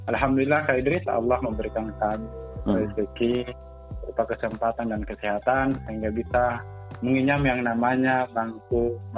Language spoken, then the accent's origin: Indonesian; Bulukumba, South Sulawesi, Indonesia; saya dari Bulukumba Kaidris